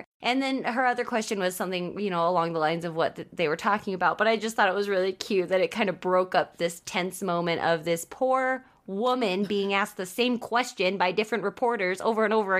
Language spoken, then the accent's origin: English; United States; proving that I am American because I've lived here my entire life. I was born and raised here.